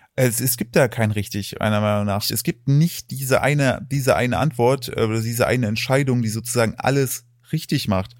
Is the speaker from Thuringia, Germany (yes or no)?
yes; Thuringia, Germany; moved away; also born or lived in United States; als ich aufgewachsen bin, ich komme aus, aus Thüringen